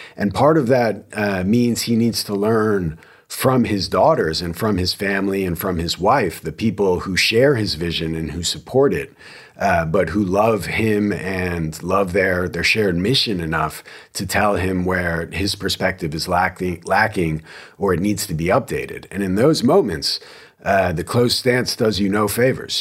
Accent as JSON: {"language": "English", "region": "New Jersey", "country": "United States", "moved": "yes", "lives_now": "Texas, United States", "said": "I am from New Jersey"}